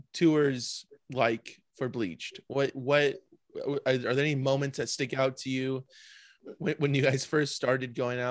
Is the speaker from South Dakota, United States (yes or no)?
no; Orange County, California, United States; Cause I'm from Orange County, so it's the same.